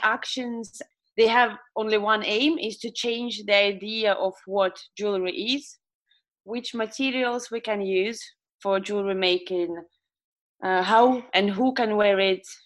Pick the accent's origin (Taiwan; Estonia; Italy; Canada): Estonia; I was born and raised in Estonia.